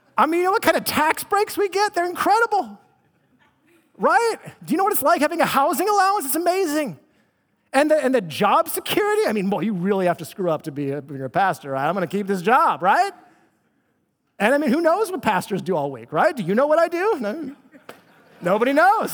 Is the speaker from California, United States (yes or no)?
yes; Bay Area, California, United States; Because I grew up in the Bay Area, I'm a Bay Area native